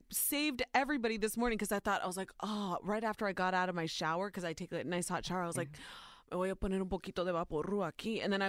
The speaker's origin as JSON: {"language": "English", "region": "Ohio", "country": "United States", "tie": "born or raised there"}